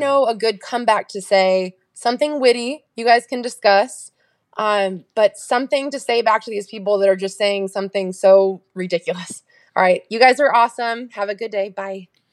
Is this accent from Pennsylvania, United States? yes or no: no; California, United States; I'm from California